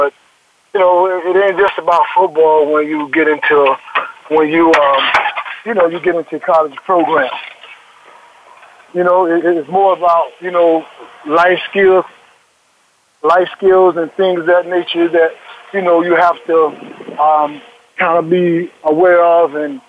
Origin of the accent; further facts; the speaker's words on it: Belgrade, United States; moved away as an adult; I just was a small-town boy out of Belgrade